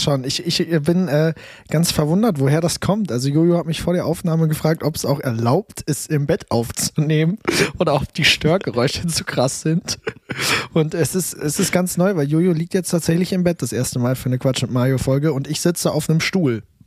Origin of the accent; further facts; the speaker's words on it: Münster, North Rhine-Westphalia, Germany; Ich komme aus Münster, bin jetzt in Berlin